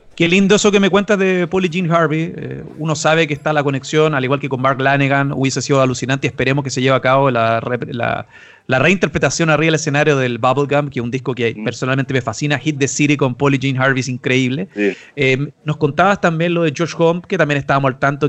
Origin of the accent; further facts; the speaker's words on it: Chile; nosotros como chilenos, como latinos